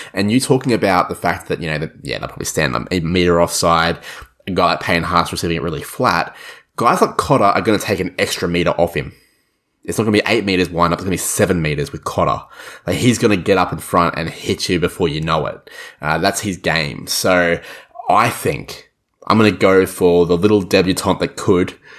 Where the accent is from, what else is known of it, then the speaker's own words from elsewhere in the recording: Queensland, Australia; as a Queenslander